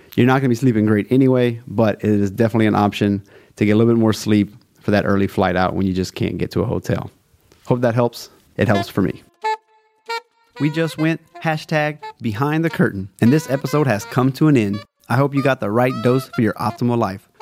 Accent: South Louisiana, United States; I'm from South Louisiana, A K A Cajun Country. I am a Cajun.

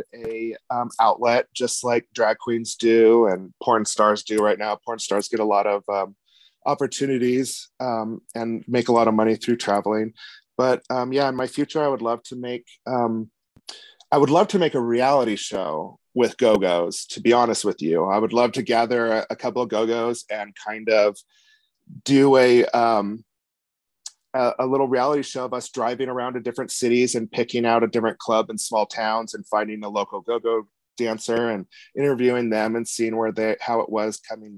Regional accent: Reno, Nevada, United States; Where I'm from is Reno, Nevada. Small town

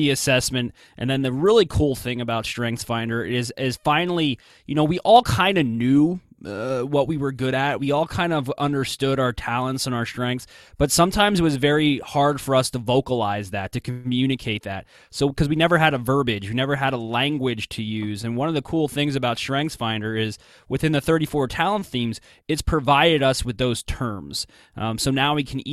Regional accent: New Jersey, United States; growing up, I barely got outside of New Jersey

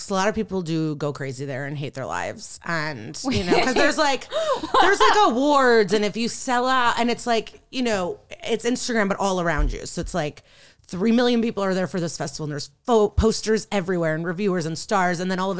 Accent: Odesa, Odesa Oblast, Ukraine; where I'm from is you, present day Ukraine. I'm from Odessa. And I always was like, oh, I'll eventually go to my like place of birth and see stuff.

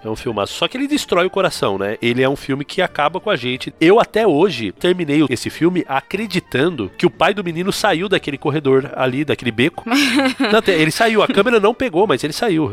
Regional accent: interior of São Paulo, Brazil; moved away as an adult; now in Montevideo, Uruguay; eu sou natural do interior de São Paulo. Eu estou agora no Uruguai, Montevidéu

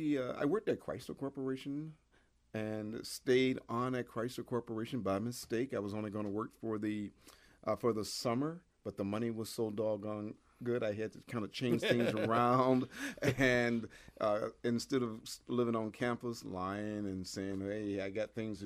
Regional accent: Detroit, Michigan, United States; I was raised in the Detroit area, Detroit, Michigan, at a time when it was just fantastic to be a kid in Detroit

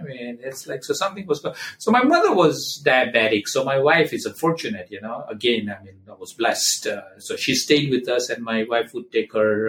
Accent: Gujarat, India; now in Cleveland, United States; I'm an Indian guy from Gujarat state.

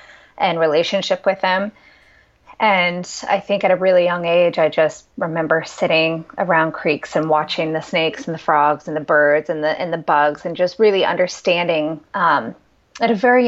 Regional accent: Pierre, South Dakota, United States; And that was just this fascinating place. I love the prairie land, and I grew up right on the Missouri River from about sixth grade until I went to college at South Dakota State University.

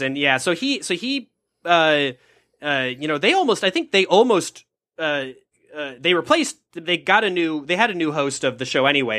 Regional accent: Minnesota, United States; moved away; also born or lived in Los Angeles; I'm Minnesotan, so I was raised to not bother people

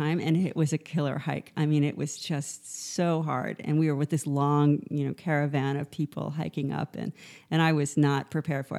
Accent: New York City, New York, United States; also born or lived in Morocco; I am from New York City

